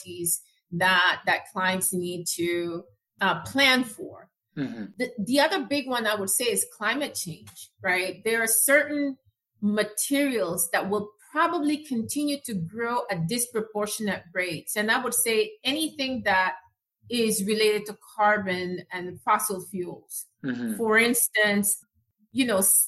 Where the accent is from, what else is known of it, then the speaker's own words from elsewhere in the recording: Panama; moved away; I'm originally from Panama